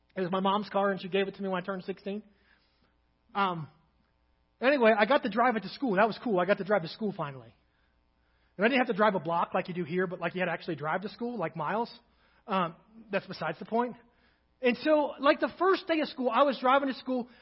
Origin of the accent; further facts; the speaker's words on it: Kentucky, United States; now in Crawford, United States; I'm from Kentucky